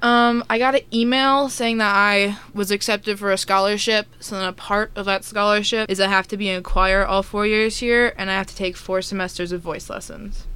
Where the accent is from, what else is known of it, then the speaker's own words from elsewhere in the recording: Minnesota, United States; moved away as an adult; I'm from Minnesota